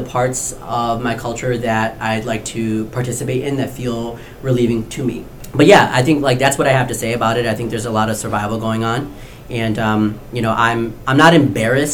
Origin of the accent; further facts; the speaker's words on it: Novi, Michigan, United States; I grew up in Novi, and in Oakland County